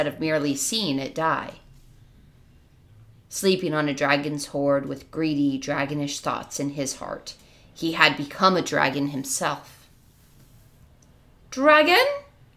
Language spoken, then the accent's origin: English; California, United States; as a Californian living in a fire area